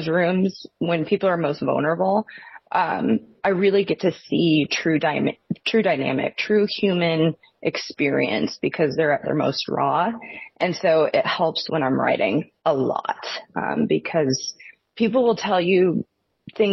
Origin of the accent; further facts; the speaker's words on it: Newport, Washington, United States; I grew up in northern Washington